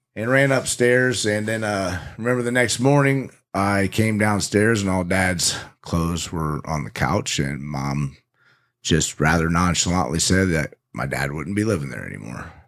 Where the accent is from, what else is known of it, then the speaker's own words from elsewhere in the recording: Indiana, United States; also born or lived in Phoenix, Arizona / Mesa, Arizona; when I was about six or seven, we kinda got uprooted and, and loaded everything up and moved almost all the way across the U S A to Indiana.